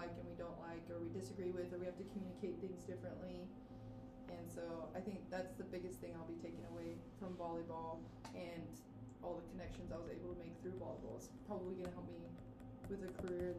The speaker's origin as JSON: {"language": "English", "town": "Ulysses", "region": "Kansas", "country": "United States", "tie": "born or raised there", "moved": "yes", "said": "My hometown, Ulysses, Kansas"}